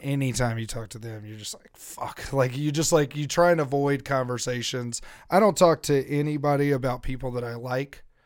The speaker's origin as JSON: {"language": "English", "region": "Louisiana", "country": "United States", "tie": "born or raised there", "also_born_or_lived": "Missouri / Kansas", "moved": "yes", "said": "people I grew up with in Louisiana"}